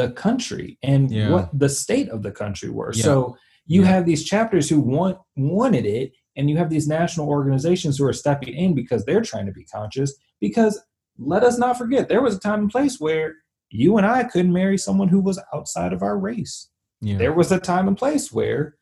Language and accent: English; the South, United States; I grew up in the South